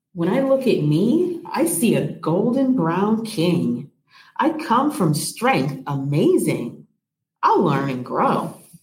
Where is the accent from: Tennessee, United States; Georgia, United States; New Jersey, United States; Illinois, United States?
Illinois, United States; Rockford; I am from Rockford, Illinois. I'm actually very proud to be from Rockford, Illinois. That's my hometown